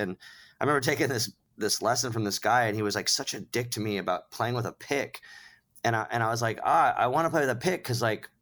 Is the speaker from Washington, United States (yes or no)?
no; Southern California, United States; I'm from Southern California